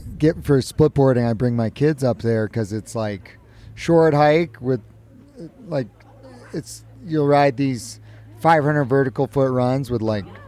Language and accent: English; hometown at the base of KT-22, California, United States; I was in my hometown.